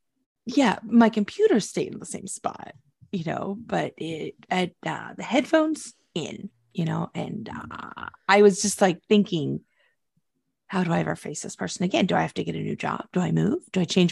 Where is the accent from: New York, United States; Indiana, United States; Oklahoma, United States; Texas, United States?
Oklahoma, United States; My home state.